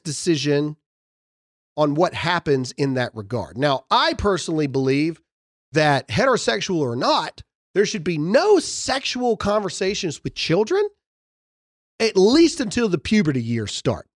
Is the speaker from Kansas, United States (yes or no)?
no; Mississippi, United States; I'm from Mississippi.